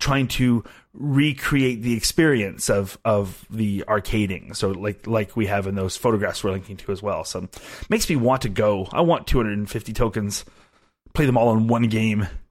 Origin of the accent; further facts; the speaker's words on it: Canada; I am Canadian